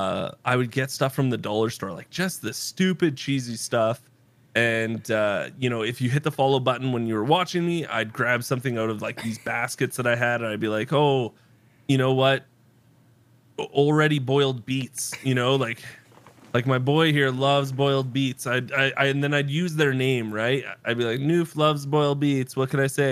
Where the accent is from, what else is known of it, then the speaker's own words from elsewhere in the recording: East Coast, Canada; moved away; I'm from the East Coast and I moved to the West Coast